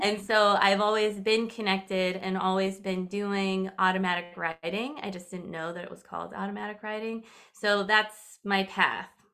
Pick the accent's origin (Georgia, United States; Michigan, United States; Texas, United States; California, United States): California, United States; I'm originally from California